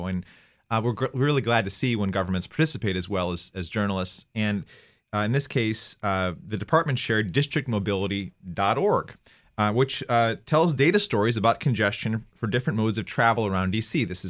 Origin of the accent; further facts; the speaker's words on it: United States; I'm an American